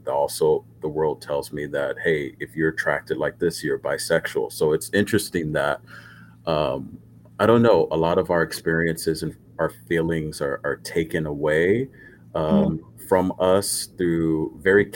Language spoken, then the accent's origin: English; Los Angeles, California, United States; also born or lived in South Korea; I'm born and raised in Los Angeles